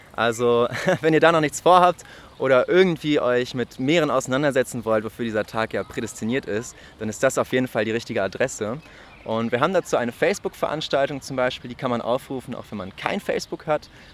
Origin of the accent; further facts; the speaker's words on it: Lübeck, Schleswig-Holstein, Germany; moved away as an adult; now in Marburg, Germany; ich komme ursprünglich aus Lübeck und wohne jetzt seit Oktober hier in Marburg